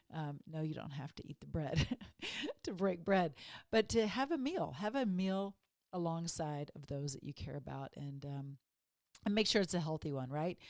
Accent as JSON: {"language": "English", "region": "Texas", "country": "United States", "tie": "born or raised there", "said": "when I grew up in Texas"}